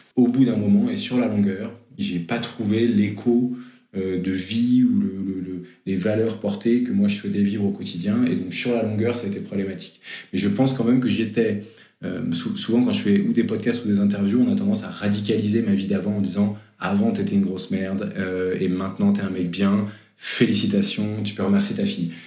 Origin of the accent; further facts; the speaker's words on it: Versailles, Île-de-France, France; also born or lived in Lille; enfance très classique et studieuse, en région ouest parisien, Versailles